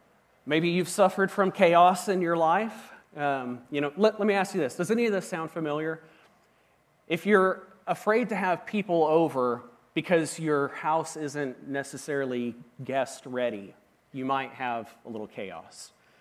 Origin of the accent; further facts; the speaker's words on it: Washington, United States; moved away; See, I grew up in Washington State, and when I came to Oklahoma, I started experiencing some things that were just really different.